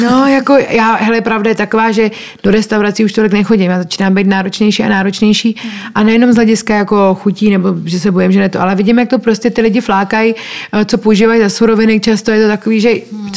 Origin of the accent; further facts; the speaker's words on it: Czechia; moved away as an adult; now in Costa Rica; to moje srdce vlastně pořád patří sem do Čech a proto se sem pořád vracím